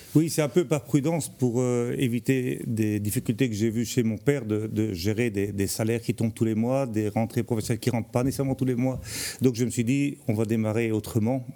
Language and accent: French; Charleroi, Wallonia, Belgium; moved away as an adult; now in Tournai, Belgium; moi je viens de Charleroi, c'est le pays noir pour arriver au pays blanc.